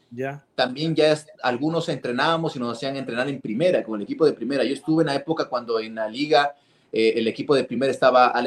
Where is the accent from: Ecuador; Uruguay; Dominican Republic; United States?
Ecuador; Quito, Pichincha; yo cuando nací, nací en Carapungo, en el momento cuando Carapungo era todavía chiquitito y era pura tierra, hace años, ahorita ya es una ciudad ahí